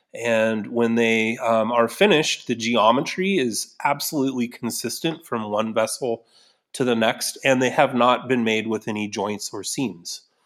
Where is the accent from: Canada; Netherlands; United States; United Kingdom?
United States; Newberg, Oregon; Newburgh, my hometown